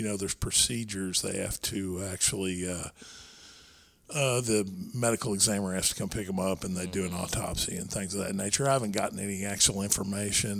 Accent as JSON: {"language": "English", "town": "Irving", "region": "Texas", "country": "United States", "tie": "born or raised there", "said": "I managed a gym where we grew up in Irving, Texas."}